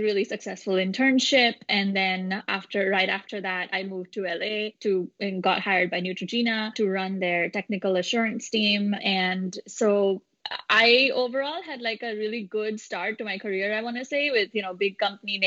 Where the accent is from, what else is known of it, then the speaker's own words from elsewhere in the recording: India; moved away as an adult; also born or lived in Long Island, United States; now in United States; I grew up in India and then moved to the United States when I was 19 to finish my studies as a biotechnologist